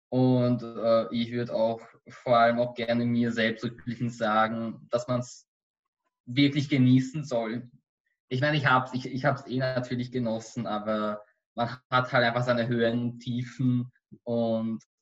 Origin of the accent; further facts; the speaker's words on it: Austria; warum ich als Österreicher überhaupt in einem jüdischen Holocaust-Museum arbeite.